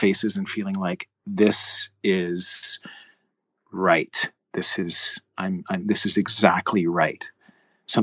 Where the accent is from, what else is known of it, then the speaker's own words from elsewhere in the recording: Canada; I played soccer, loved playing ball hockey, as all Canadian kids